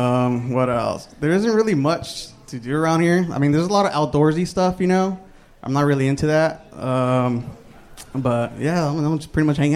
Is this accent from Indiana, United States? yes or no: no; Santa Ana, California, United States; moved away as an adult; now in Austin, United States; I'm from Santa Ana.